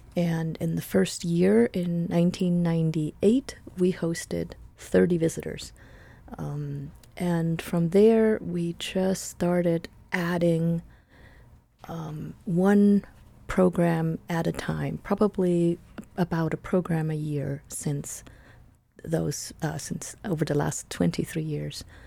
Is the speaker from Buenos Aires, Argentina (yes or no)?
yes; Buenos Aires, Argentina; English is a second language; moved away as an adult; also born or lived in Switzerland; now in United States; I was born in Buenos Aires, Argentina. Um, my parents were Swiss, and so I grew up in sort of dual worlds, and I came to the United States when I was nineteen to learn English